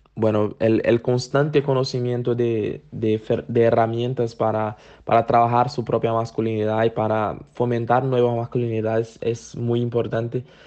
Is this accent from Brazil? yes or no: yes; Brazil; soy de Brasil